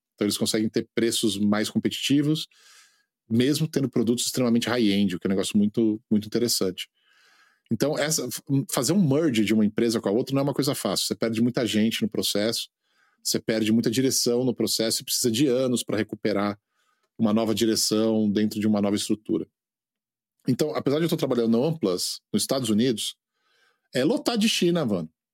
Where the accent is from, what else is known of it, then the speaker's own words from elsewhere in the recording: Brazil; moved away as an adult; also born or lived in India; now in United States; Brasil é minha terra